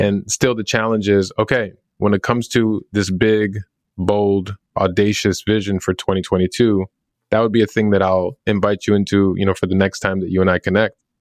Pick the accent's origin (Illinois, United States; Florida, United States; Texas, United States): Illinois, United States; Chicago; growing up in Chicago